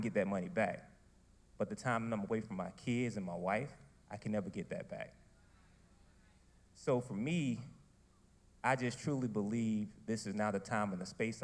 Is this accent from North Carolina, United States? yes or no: yes; Wilson, North Carolina, United States; I'm originally from Wilson, North Carolina